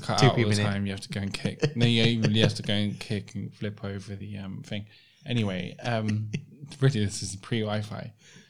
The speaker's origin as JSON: {"language": "English", "region": "London", "country": "United Kingdom", "tie": "born or raised there", "said": "where I grew up in Southeast London, there was no one like me there."}